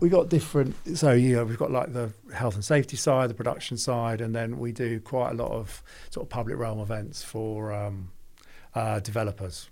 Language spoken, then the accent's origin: English; London, United Kingdom; moved away as an adult; also born or lived in Birmingham; I'm from London